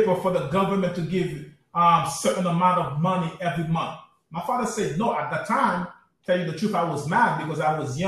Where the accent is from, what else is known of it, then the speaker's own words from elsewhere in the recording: New York City, New York, United States; I grew up in Brooklyn